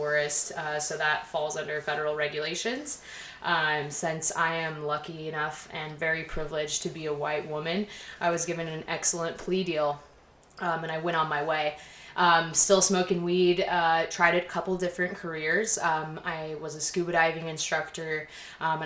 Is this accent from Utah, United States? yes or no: yes; Salt Lake City, Utah, United States; moved away as an adult; also born or lived in Las Vegas; I'm from Salt Lake City